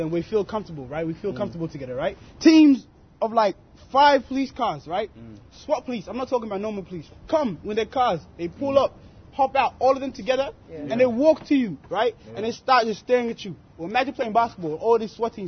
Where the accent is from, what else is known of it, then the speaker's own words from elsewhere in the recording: Australia; I went to primary school, all these people, all my friends, you know, everyone. I grew up in Australia